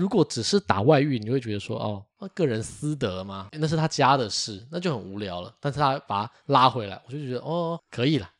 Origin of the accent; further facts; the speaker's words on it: Taiwan; 我们台湾人